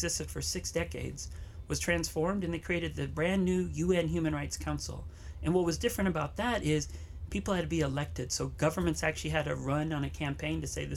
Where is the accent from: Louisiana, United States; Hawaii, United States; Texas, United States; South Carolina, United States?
Hawaii, United States; Waianae; I grew up here in Hawaii, up in Waianae